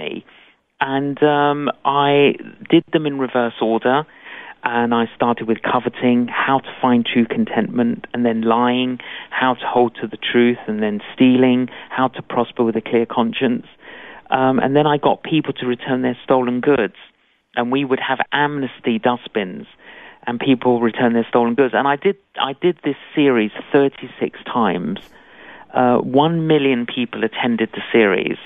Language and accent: English; London, United Kingdom; born or raised there